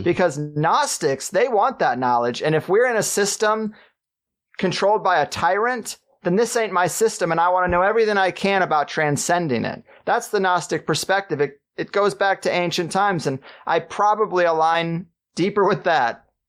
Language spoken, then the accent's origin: English; Missouri, United States; I grew up in Missouri